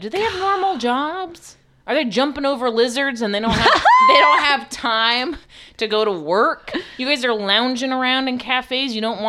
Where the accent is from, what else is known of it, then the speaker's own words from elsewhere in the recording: New York City, New York, United States; I'm from Queens.